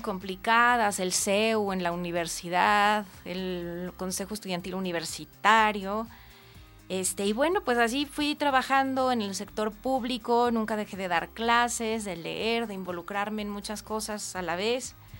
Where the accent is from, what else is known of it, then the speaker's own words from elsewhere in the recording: Mexico; como muchos mexicanos